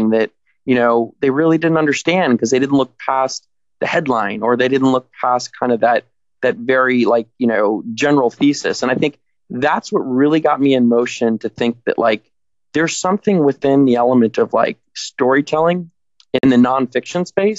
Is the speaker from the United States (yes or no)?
yes; Georgia, United States; also born or lived in Miami, Florida / Tampa, Florida; I was born in Miami, Florida. Spent time throughout the Southeast in Tampa, and then moved up to Georgia, where I did my, I guess, adolescence